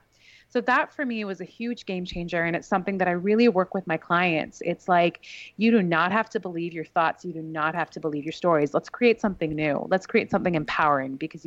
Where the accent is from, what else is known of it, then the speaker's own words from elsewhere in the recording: Vancouver, British Columbia, Canada; moved away; also born or lived in New York; I grew up in the West Coast of Canada